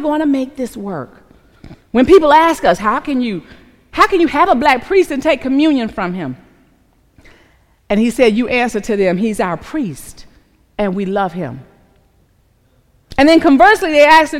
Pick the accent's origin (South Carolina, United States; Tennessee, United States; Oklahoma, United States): South Carolina, United States; my home of Terrell, South Carolina